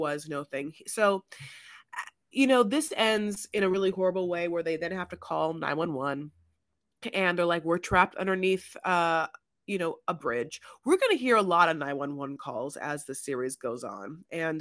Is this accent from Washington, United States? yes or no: no; Newport Beach, California, United States; now in Los Angeles, United States; I grew up in Newport